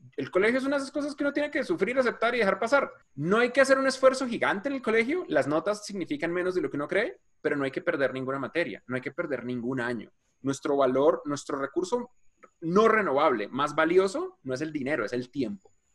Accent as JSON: {"language": "Spanish", "region": "Bogotá", "country": "Colombia", "tie": "born or raised there", "said": "yo crecí en Suba, que es un barriecito en la esquina de Bogotá"}